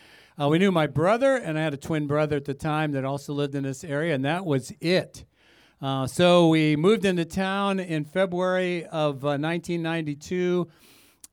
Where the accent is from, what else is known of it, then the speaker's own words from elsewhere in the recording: California, United States; also born or lived in Dallas; We grew up in the Bay Area, and God started stirring in our hearts to come back to where we grew up, right, in this, you know, San Francisco Bay Area